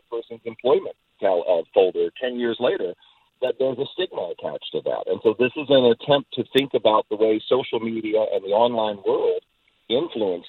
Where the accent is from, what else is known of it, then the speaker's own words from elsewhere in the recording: East Coast, United States; now in California, United States; I grew up on the East Coast. I'm a California immigrant